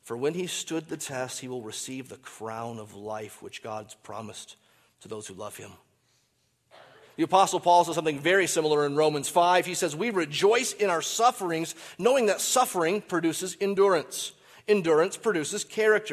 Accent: Michigan, United States; I grew up in Michigan.

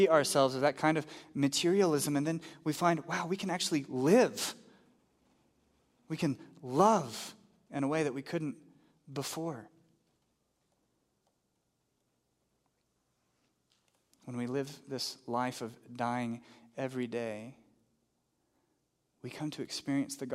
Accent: Texas, United States; now in New Mexico, United States; I grew up in Texas

